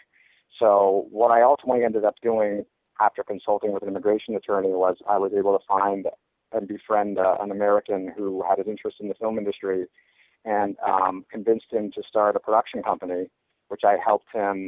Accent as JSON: {"language": "English", "country": "Canada", "tie": "born or raised there", "moved": "as an adult", "lives_now": "Los Angeles, United States", "said": "I grew up in Canada"}